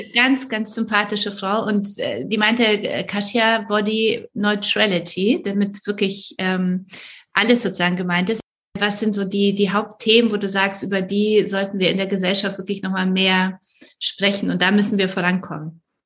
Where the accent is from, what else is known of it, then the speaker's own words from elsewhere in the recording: Poland; moved away; ich komme aus Polen